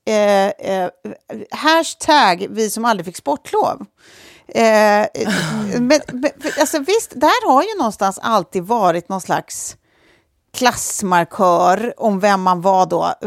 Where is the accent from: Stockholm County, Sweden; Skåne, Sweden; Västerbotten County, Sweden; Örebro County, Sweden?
Stockholm County, Sweden; Lidingö; bor på Lidingö där vi är uppvuxna, jag och Sofie